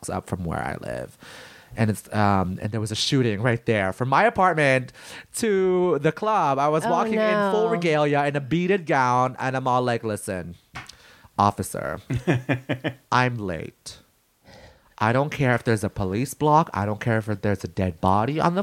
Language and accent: English; Philippines; being Filipino, I come from the land of rape and murder